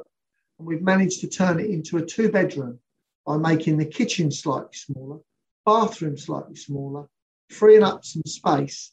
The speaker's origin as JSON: {"language": "English", "region": "London", "country": "United Kingdom", "said": "I'm a Londoner through and through"}